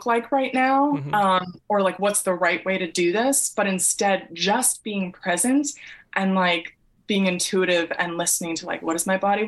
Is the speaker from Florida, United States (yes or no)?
no; Massachusetts, United States; moved away; I grew up in Massachusetts in the suburbs